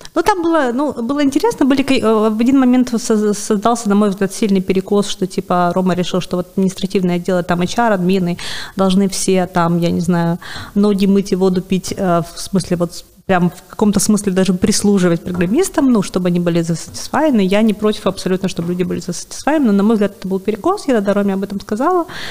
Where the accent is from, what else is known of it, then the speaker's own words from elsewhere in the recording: Sevastopol, Crimea, Ukraine; moved away as an adult; я сама из Севастополя